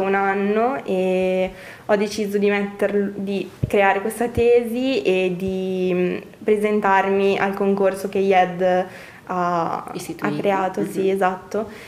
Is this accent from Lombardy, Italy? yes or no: yes; Brescia, Lombardy, Italy; dalla mia origine bresciana